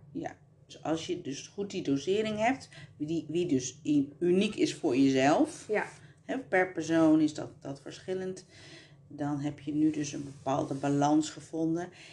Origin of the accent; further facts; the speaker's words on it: Colombia; now in Netherlands; ik uit Colombia kom